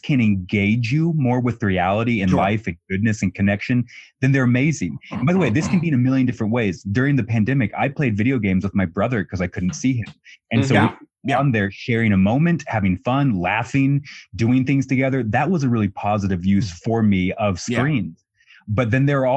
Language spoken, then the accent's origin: English; Colorado, United States; moved away as an adult; now in New York City, United States; I'm back in my hometown in Colorado.